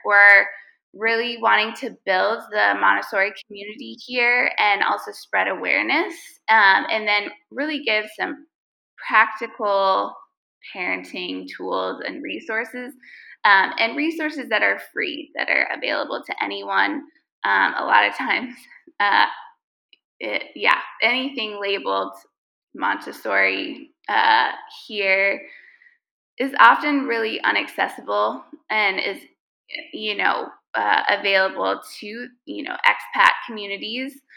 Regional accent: United States; now in Lebanon; we're American

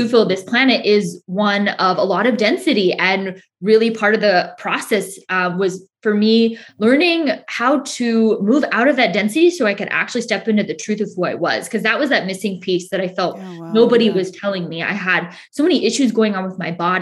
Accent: Northern California, United States; moved away as an adult; now in Southern California, United States; I was originally from Northern California, moved to Southern California

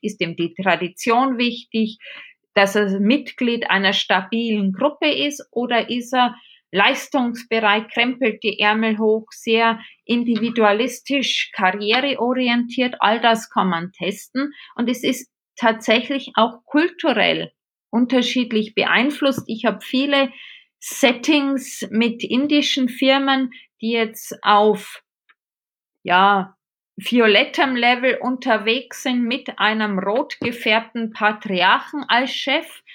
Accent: Regensburg, Bavaria, Germany; accent: Bavarian; moved away as an adult; now in Munich, Germany; Ich habe einen sehr bayerischen Tonfall drauf. Ich komme aus Regensburg, lebe jetzt seit 25 Jahren in München.

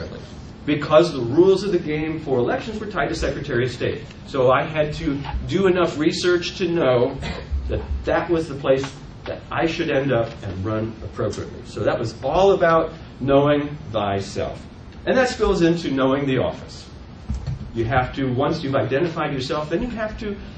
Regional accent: Ohio, United States; moved away as an adult; now in Indiana, United States; I grew up there, I lived in Ohio until I was 34 years old

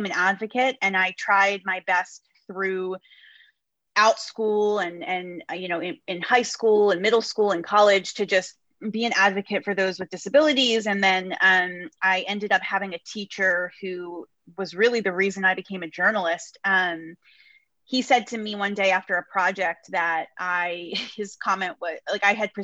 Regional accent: New Jersey, United States; I grew up in New Jersey.

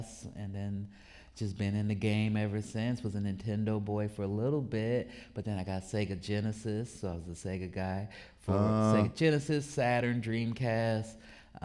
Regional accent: Oregon, United States; I'm from Oregon

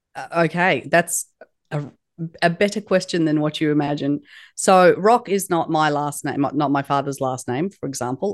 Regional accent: Australia; It is a uh, Turkish name that was unpronounceable by many people when, when I was raised in Australia

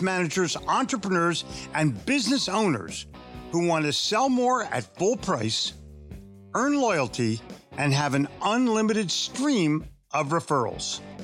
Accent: Philadelphia, Pennsylvania, United States; also born or lived in New York City; now in Charlotte, United States; I grew up in Philadelphia

